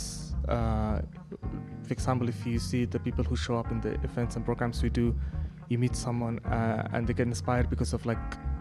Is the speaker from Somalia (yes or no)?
yes; Somaliland, Somalia; I'm from Somaliland